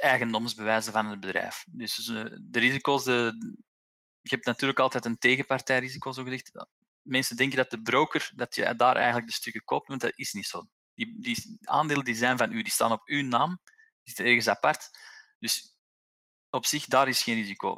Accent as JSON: {"language": "Dutch", "country": "Belgium", "said": "als Belg hebben wij"}